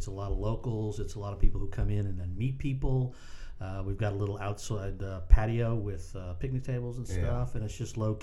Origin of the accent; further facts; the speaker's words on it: Cleveland, Ohio, United States; accent: Flat Midwest; moved away; I was born in Cleveland